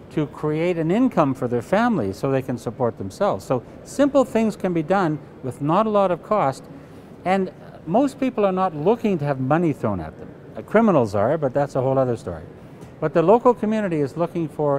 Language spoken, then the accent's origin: English; Canada